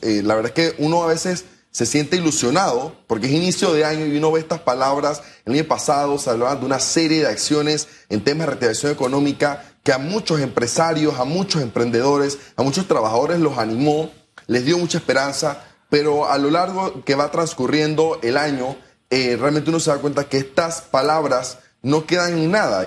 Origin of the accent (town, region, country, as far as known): Panama